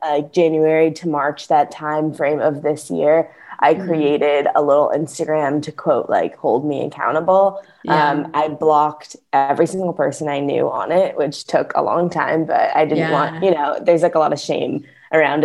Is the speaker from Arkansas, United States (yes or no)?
no; St. Louis, Missouri, United States; also born or lived in Evanston, Illinois; I'm currently working from home in my hometown of St. Louis